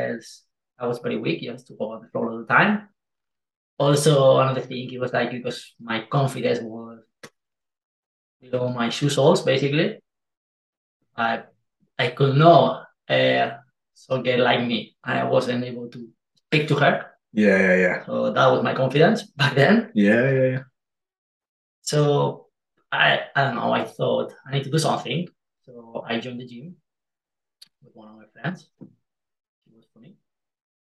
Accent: Spain; English is a second language; moved away; I'm Spanish.

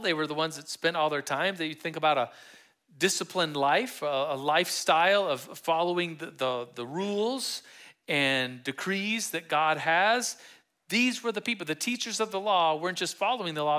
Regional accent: Manitou Springs, Colorado, United States; I'm from Manitou. And we call Manitou Manitou Springs

